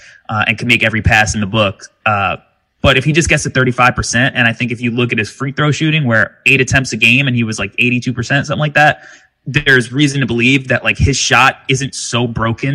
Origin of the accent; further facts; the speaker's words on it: New York City, New York, United States; I'm a New Yorker